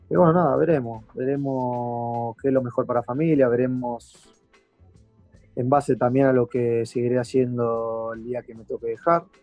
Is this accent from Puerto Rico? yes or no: no; Argentina; Sé lo que significaría, no solamente para, para nosotros como argentinos, sino para, para él personalmente.